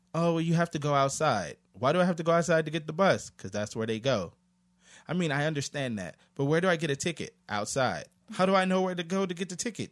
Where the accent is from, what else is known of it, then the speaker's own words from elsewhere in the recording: United States; moved away as an adult; now in South Korea; I'm an American